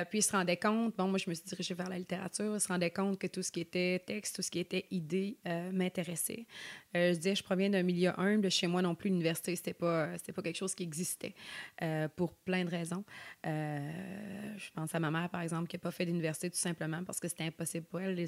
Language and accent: French; Sorel-Tracy, Quebec, Canada; moved away as an adult; now in Côte-Nord, Canada; je suis née à Sorel.